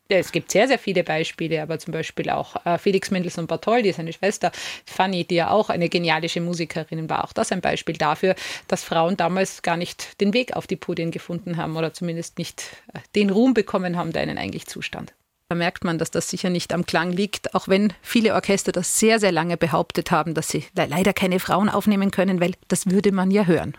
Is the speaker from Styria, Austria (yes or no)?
no; Vienna, Austria; in meine Heimat Wien